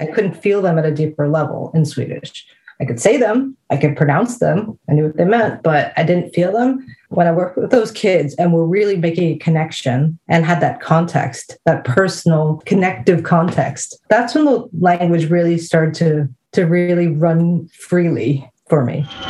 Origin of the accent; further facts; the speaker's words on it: New Jersey, United States; moved away as an adult; also born or lived in Småland, Sweden / Skåne, Sweden; now in Sweden; when I grew up in New Jersey, we were always at Asbury Park